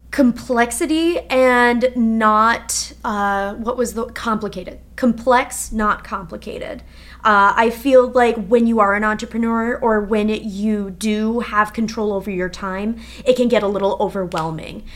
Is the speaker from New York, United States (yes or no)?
no; Minnesota, United States; moved away as an adult; also born or lived in Wisconsin; so I'm from Minnesota originally